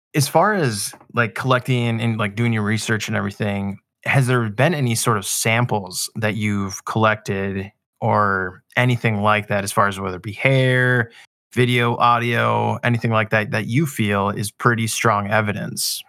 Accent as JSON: {"language": "English", "region": "Minnesota", "country": "United States", "tie": "born or raised there", "said": "I grew up in Minnesota"}